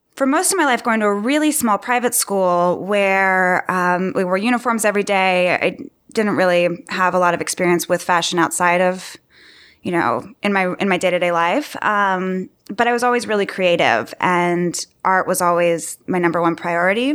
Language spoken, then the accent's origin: English; Austin, Texas, United States; moved away as an adult; now in New York, United States; I'm originally from Austin, Texas, and studied design there at university and moved to New York immediately upon graduating